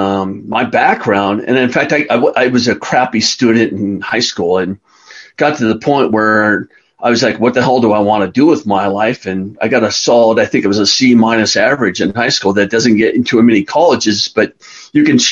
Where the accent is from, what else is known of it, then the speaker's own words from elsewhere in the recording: Carlsbad, California, United States; now in Colorado, United States; I grew up in Carlsbad, California, which is on the coast, about 45 minutes north of San Diego on the coast